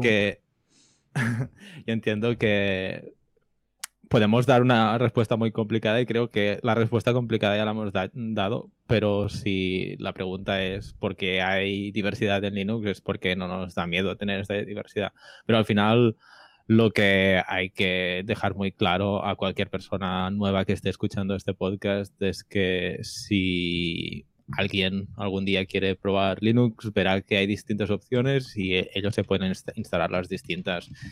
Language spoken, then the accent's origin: Spanish; Barcelona, Catalonia, Spain; yo soy de Barcelona